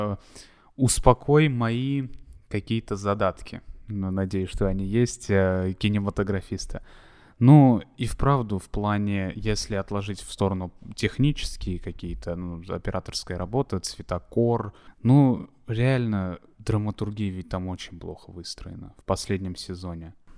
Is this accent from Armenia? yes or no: yes; Armenia; я просто как армянин говорю